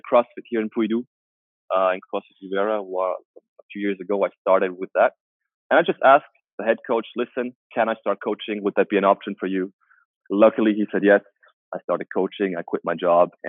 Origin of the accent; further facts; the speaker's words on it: Germany; born there; also born or lived in Asia; I was born in Germany. I grew up in Asia uh, for a few years.